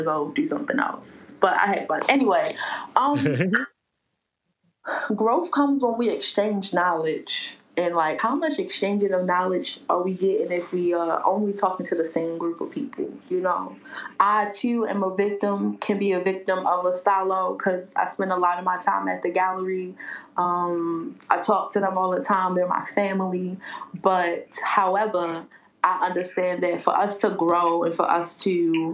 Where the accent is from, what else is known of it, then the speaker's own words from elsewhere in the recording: Baltimore, Maryland, United States; I'm a Baltimore dummy.